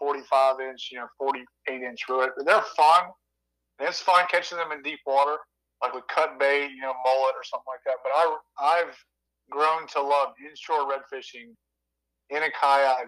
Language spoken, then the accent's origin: English; Baton Rouge, Louisiana, United States; also born or lived in Atlanta, Georgia / Tennessee; now in North Georgia, United States; I grew up around Baton Rouge, Louisiana